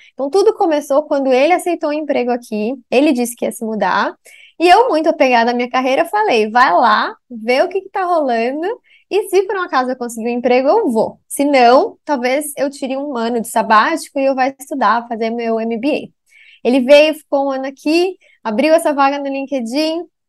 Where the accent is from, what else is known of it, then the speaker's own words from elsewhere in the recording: Brazil; moved away as an adult; also born or lived in São Paulo / Boston; now in Singapore; a brasileira que chegou aqui em Singapura para fazer gestão de crise na Ásia